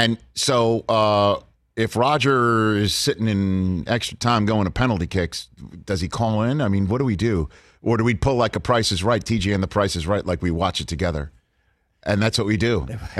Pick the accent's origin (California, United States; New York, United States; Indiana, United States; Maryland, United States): New York, United States; New York City; I am from New York City. It's a borough.